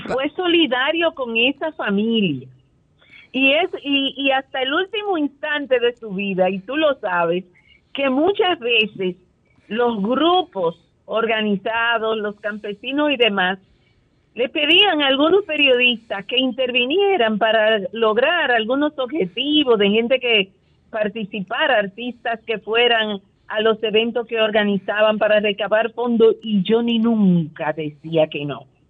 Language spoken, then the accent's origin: Spanish; Dominican Republic; La mayoría somos los dominicanos que somos pobres de extracción popular